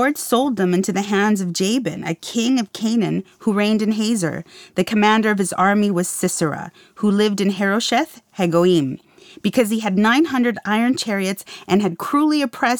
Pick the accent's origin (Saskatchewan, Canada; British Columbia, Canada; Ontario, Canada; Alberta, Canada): Saskatchewan, Canada; Saskatoon; I grew up in Saskatoon, Saskatchewan.